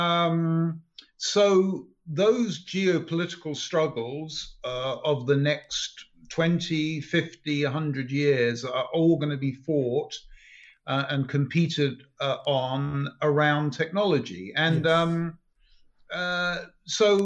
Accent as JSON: {"language": "English", "region": "England", "country": "United Kingdom", "moved": "as an adult", "lives_now": "United States", "said": "I'm from England"}